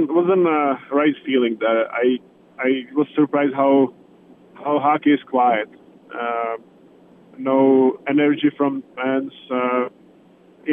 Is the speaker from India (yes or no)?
no; Czechia; moved away